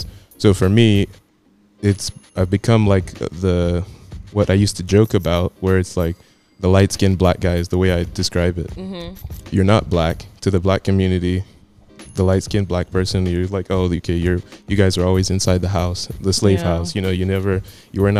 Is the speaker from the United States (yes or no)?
yes; Arizona, United States; also born or lived in California; I was born in California. I used to live there for a little bit, but basically raised in Arizona for most of my life